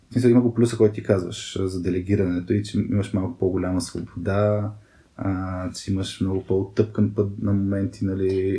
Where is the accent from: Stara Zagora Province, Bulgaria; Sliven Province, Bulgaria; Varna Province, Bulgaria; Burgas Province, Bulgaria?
Burgas Province, Bulgaria; Burgas; Роден съм в, в Бургас. Цял, цялото си детство съм прекарал в Бургас.